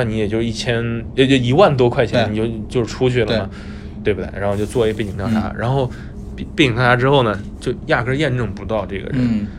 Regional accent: Henan, China; moved away; 所以说以后你们不允许再说我们河南人是骗子了。

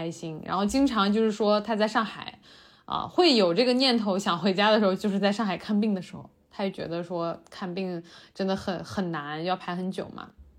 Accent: Xi'an, Shaanxi, China; 呃，对，就是回西安吧。

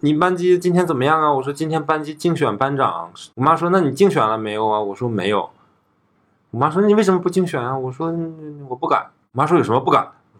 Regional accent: Northeast China, China; accent: Northeastern Mandarin; 因为我们东北话说，就小嘴儿巴巴的，就一每一天都滔滔不绝的说话。

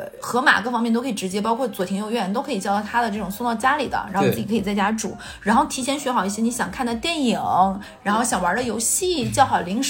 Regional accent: Northeast China, China; 一天，尤其是我们东北人，对。

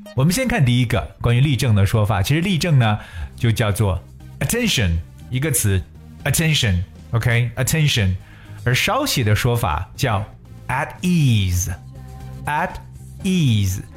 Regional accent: China; 八月一号的建军节是我们中国人民解放军建军的纪念日

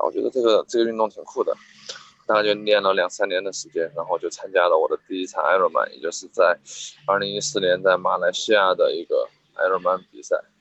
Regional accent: Liangshan, Sichuan, China; 我在我的家乡，四川凉山

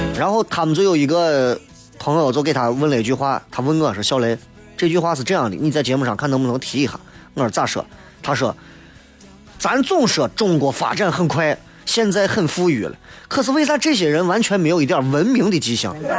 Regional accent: Xi'an, Shaanxi, China; 作为西安人

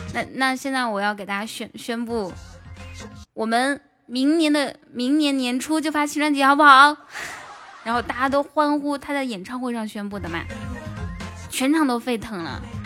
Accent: northern China, China; moved away as an adult; now in Hangzhou, China; 我们老家那块儿

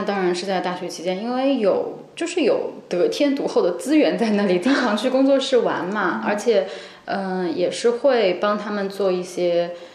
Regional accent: Nanjing, Jiangsu, China; moved away as an adult; 因为我是南京人，我是从江苏考过来

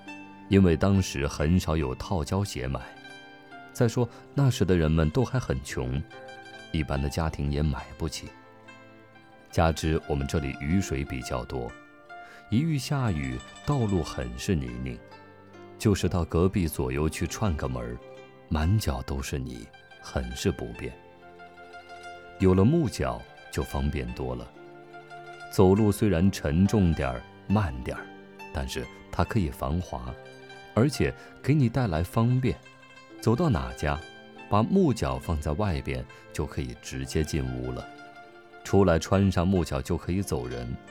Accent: Zhuhe, Hubei, China; 我的故乡是洪湖岸边的朱河镇，镇上有一条长长的老街。

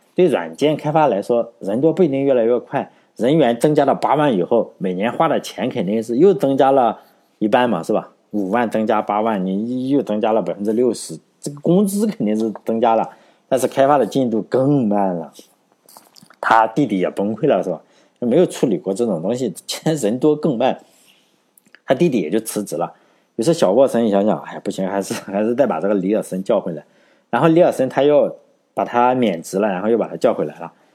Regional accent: Laiwu, Shandong, China; 我老家山东莱芜

